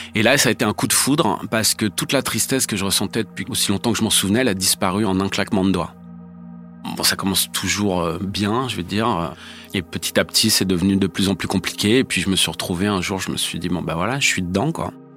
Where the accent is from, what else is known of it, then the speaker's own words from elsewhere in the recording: Paris, Île-de-France, France; je suis né à Paris en 1969